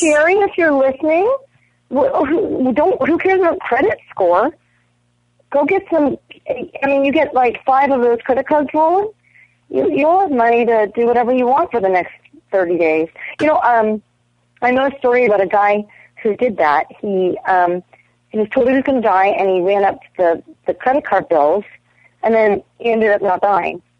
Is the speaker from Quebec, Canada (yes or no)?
no; Toronto, Ontario, Canada; I'm from Toronto